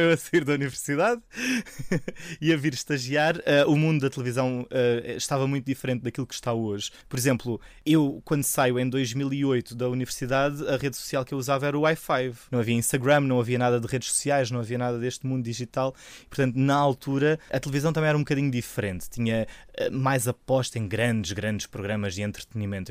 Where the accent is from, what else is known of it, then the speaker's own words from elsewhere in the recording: Algarve, Portugal; moved away as an adult; now in Lisbon, Portugal; Sou do Algarve, sou um algarvio marafado